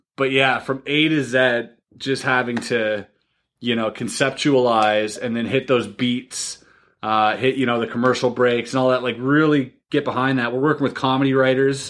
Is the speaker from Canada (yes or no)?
yes; Canada; I'm Canadian